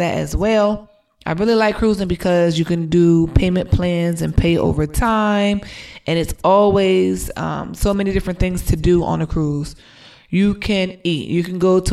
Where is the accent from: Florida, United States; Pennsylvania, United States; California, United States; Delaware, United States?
Delaware, United States; moved away as an adult; now in Atlanta, United States; We are originally from Delaware, but we live in Atlanta, Georgia. We've been living here for 2.5 years now